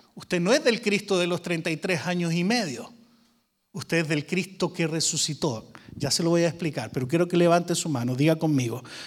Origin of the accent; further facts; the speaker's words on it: Chile; now in Arlington, Texas, United States; Yo soy chileno, hace como un año ya me hice americano